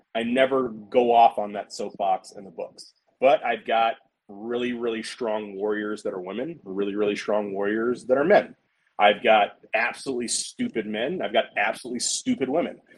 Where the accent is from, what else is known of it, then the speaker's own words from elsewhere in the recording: American South, United States; I am a Southern dude